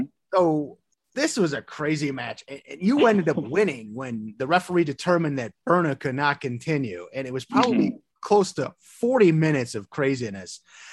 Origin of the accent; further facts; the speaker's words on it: Joliet, Illinois, United States; But growing up in Joliet, I'm also living in Joliet. I've been here for about 12 years.